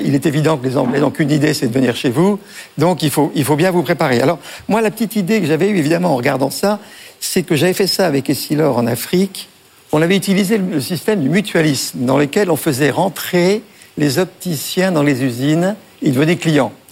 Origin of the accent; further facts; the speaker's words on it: Breton, Brittany, France; on est breton